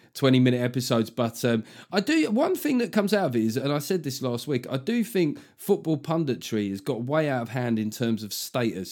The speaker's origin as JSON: {"language": "English", "region": "London", "country": "United Kingdom", "said": "we're both from South London"}